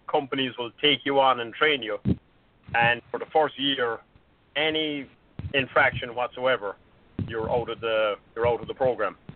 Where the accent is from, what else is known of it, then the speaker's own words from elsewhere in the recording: Ireland; moved away; I'm, I'm from Ireland